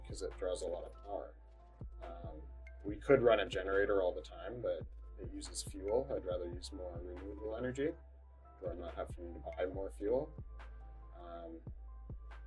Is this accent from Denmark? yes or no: no; Canada; I'm Canadian. I was born in Canada.